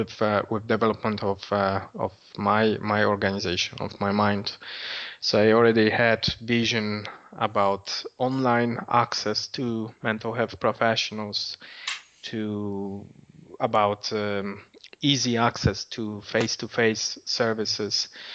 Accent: Poland; English is a second language; now in Dublin, Ireland; as you can hear from my accent, I'm not from Dublin originally.

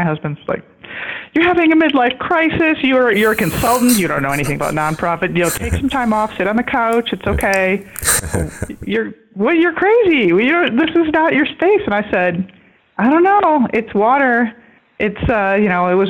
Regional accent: Michigan, United States; I grew up in Michigan

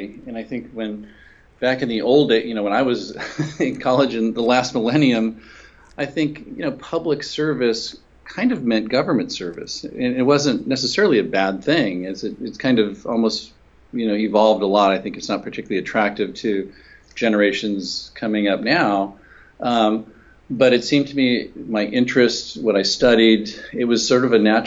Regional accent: California, United States; Senator Alan Cranston, who was my home state senator from California

